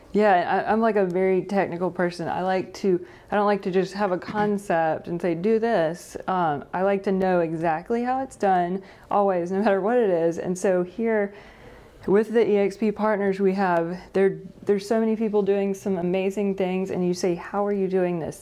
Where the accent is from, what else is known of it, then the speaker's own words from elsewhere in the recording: Greensboro, North Carolina, United States; I grew up in Greensboro, um, born and raised here.